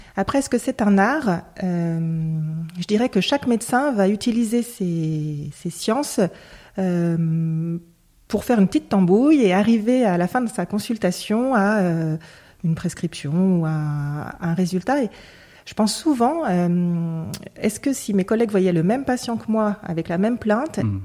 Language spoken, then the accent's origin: French; Lyon, Auvergne-Rhône-Alpes, France; je suis lyonnaise, j'ai toujours vécu à Lyon